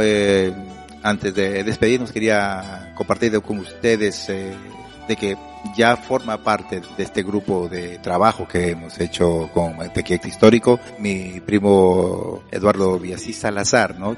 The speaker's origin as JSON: {"language": "Spanish", "town": "Chiclayo", "region": "Lambayeque", "country": "Peru", "moved": "yes", "lives_now": "Athens, Greece", "said": "regresar a Chiclayo"}